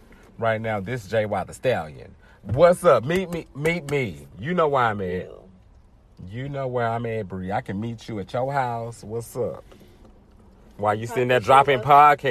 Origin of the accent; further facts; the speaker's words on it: United States; I'm from South Park.